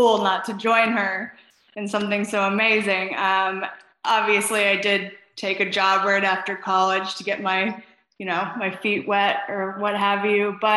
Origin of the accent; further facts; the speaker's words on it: Florida, United States; Lisa and I grew up in Florida